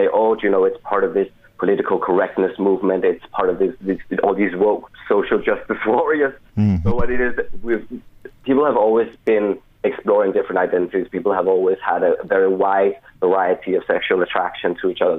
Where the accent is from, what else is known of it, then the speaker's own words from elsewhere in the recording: Denmark; moved away as an adult; now in Cork, Ireland; I'm from Denmark originally. I've lived here in Ireland for a couple of years